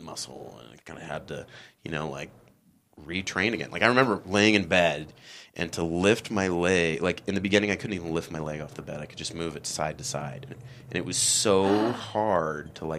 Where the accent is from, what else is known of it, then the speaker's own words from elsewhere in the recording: Kansas City, United States; also born or lived in Berkeley; now in San Francisco, United States; When I was in high school, I grew up in Kansas City